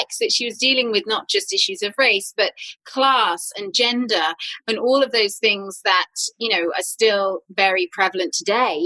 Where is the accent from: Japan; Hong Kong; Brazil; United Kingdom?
United Kingdom; growing up on Jane Austen adaptations and Dickens adaptations at home in the UK